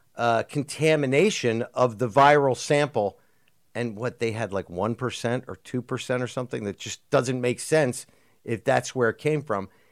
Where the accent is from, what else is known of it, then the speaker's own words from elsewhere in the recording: United States; as an American